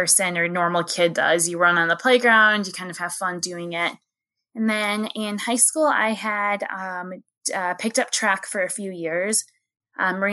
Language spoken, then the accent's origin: English; Oshkosh, Wisconsin, United States; I am from a town in Wisconsin called Oshkosh